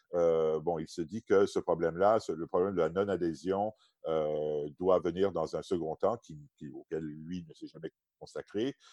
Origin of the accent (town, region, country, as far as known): Quebec, Canada; moved away as an adult; also born or lived in Oxford, England